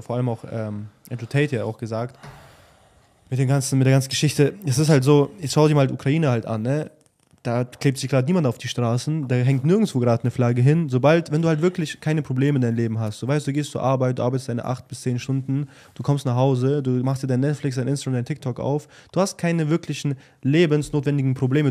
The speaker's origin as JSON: {"language": "German", "country": "Germany", "tie": "born or raised there", "moved": "yes"}